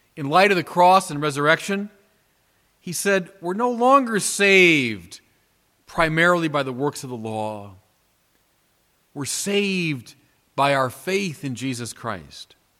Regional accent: United States; as an American of Irish extraction

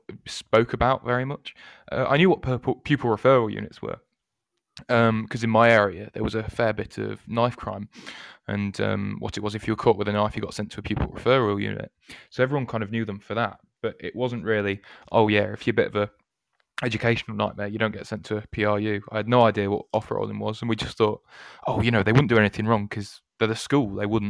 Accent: Mansfield, East Midlands, United Kingdom; I'm from Mansfield, which is just in the East Midlands in the UK.

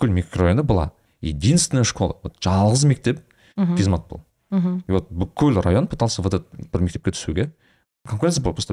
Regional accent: Almaty, Kazakhstan; мен ә, э, ақсай деген районда туып өскенмін

